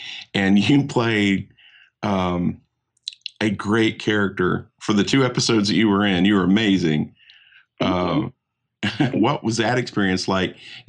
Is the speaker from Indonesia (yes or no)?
no; Atlanta, Georgia, United States; I grew up in Atlanta.